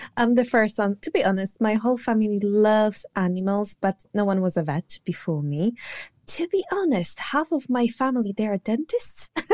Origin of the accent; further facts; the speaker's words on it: Poland; English is a second language; moved away as an adult; now in United Kingdom; originally I'm from Poland, but I live now in the U K.